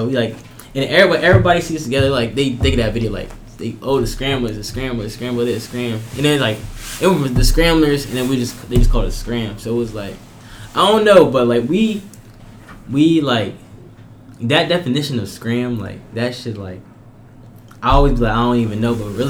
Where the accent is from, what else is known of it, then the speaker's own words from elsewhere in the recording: Florida, United States; I'm from Florida, so, but like, I'm not from Miami.